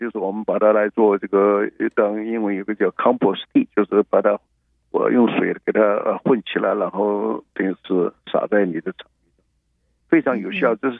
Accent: China; now in United States; 我们尤其我们中国人也不太喜欢去跟他们 fight。

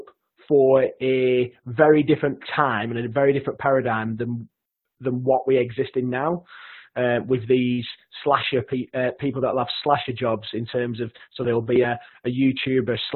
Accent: Lancashire, North West England, United Kingdom; accent: broad Lancashire; my broad Lancashire accent

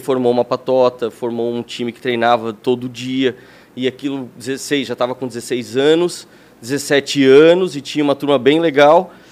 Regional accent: Blumenau, Santa Catarina, Brazil; also born or lived in Lages; eu sou de Lages, não nasci em Blumenau. Olha. Mas eu vim para cá com 5 anos

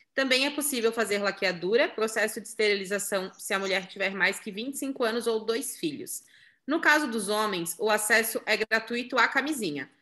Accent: Santa Catarina, Brazil; sou de Santa Catarina, noiva

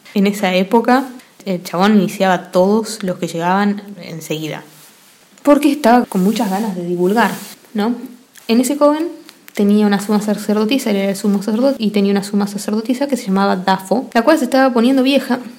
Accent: Argentina; Yo soy argentina

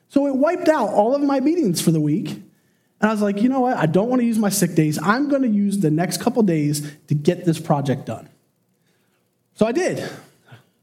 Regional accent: Chester County, Pennsylvania, United States; We grew up in Chester County.

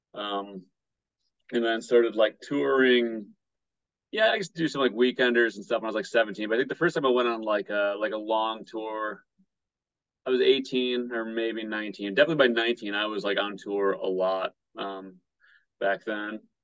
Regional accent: Battle Creek, Michigan, United States; now in Hawaii, United States; the Vegan Battle Creek group in my hometown.

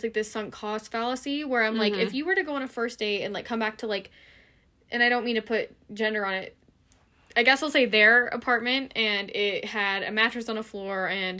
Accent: United States; we only operate as an American citizen.

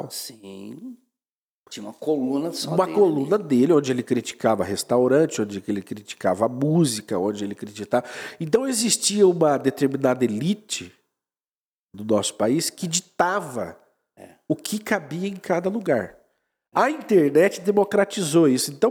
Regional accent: Paraná, Brazil; o paranaense, eu sou paranaense, eu tomo chimarrão, eu ouço música gaúcha

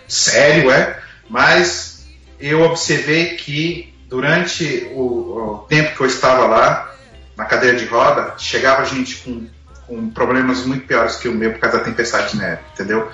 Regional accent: Brasília, Federal District, Brazil; moved away as an adult; now in Canada; Nós somos de Brasília. É, viemos para o Canadá no ano de 2008

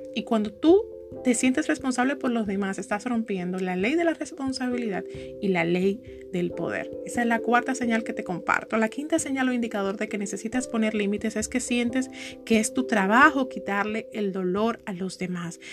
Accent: Santo Domingo, Distrito Nacional, Dominican Republic; yo soy de aquí de Santo Domingo

